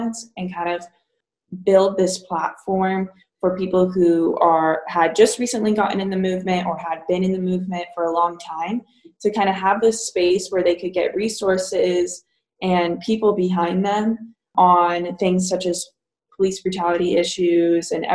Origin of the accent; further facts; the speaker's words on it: Columbine community, Colorado, United States; moved away as an adult; now in Virginia, United States; I've grown up in that community